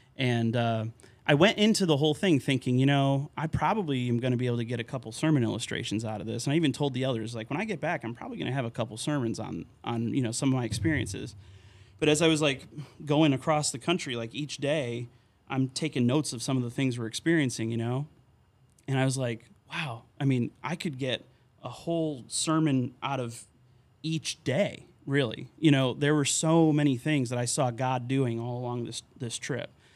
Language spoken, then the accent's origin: English; Terryville, Connecticut, United States; moved away as an adult; also born or lived in Wisconsin / St. Louis, Missouri / McAllen, Texas; now in Hoyleton, United States; growing up in Connecticut, um, in my hometown of Terryville